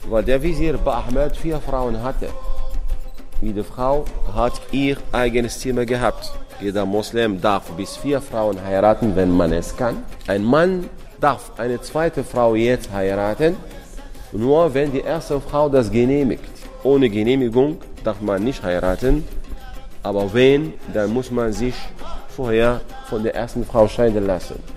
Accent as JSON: {"language": "German", "country": "Morocco", "said": "Bei uns in Marokko"}